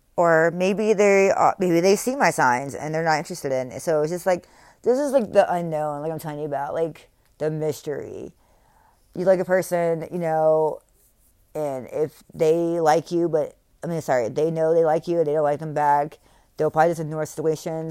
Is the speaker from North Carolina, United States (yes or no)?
yes; North Carolina, United States; also born or lived in Texas; I'm from North Carolina